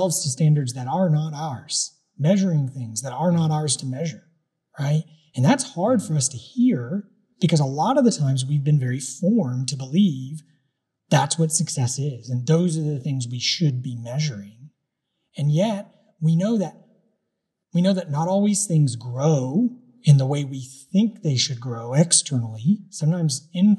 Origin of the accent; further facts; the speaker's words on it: United States; those of us who lived in this country, when we were born here, we grew up American.